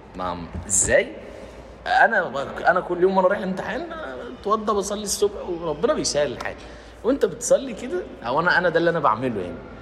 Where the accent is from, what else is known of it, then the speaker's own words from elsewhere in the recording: Egypt; عندنا في مصر